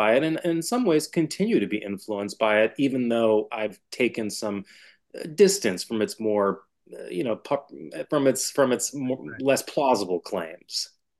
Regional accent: Western Massachusetts, United States; a secular, left liberal Jewish family on the East Coast. I grew up in Western Massachusetts. I became politicized when I was in my teens.

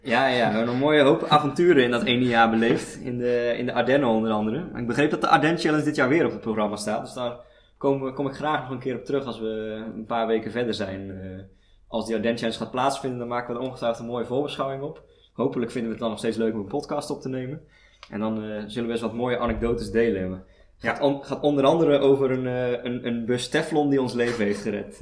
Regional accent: Sliedrecht, South Holland, Netherlands; moved away; Ik kom oorspronkelijk uit Sliedrecht, uit de Alblasserwaard.

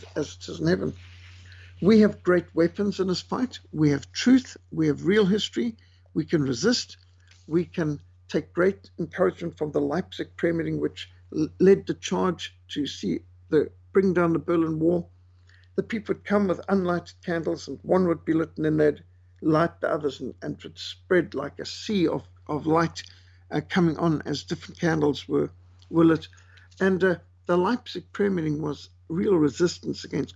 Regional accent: Zimbabwe; also born or lived in South Africa; growing up in Rhodesia

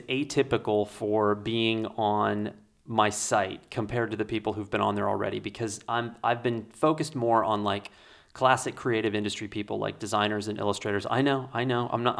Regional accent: Indiana, United States; moved away; I'm from Indiana.

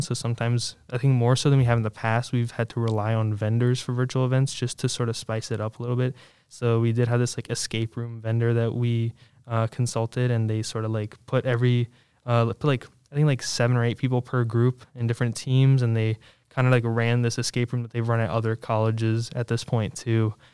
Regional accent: Williamsburg, Virginia, United States; I grew up in the Williamsburg area, like I said, you know, just about 30 minutes away

